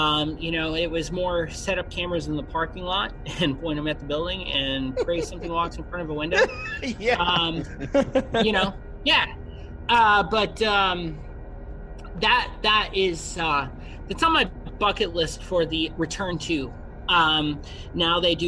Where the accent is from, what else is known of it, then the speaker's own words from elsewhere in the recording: Chicago, Illinois, United States; I am from Chicago